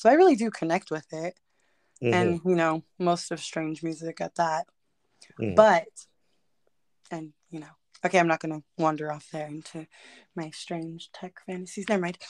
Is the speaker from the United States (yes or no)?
yes; California, United States; also born or lived in Phoenix, Arizona / northern Arizona; to me as a Californian